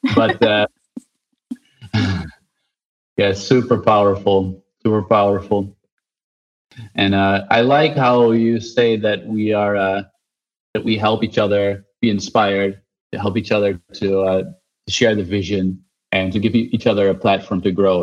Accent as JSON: {"language": "English", "country": "Netherlands", "said": "I'm from the Netherlands."}